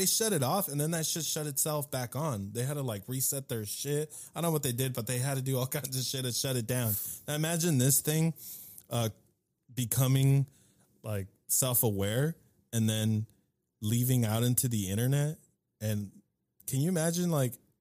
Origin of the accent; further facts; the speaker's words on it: California, United States; growing up in California